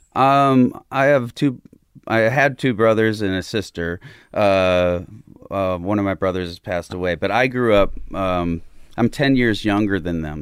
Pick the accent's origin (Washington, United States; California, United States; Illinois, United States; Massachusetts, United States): Illinois, United States; Southern; moved away; also born or lived in Chicago; Southern Illinois, uh, closer to Saint Louis than Chicago, just across the Mississippi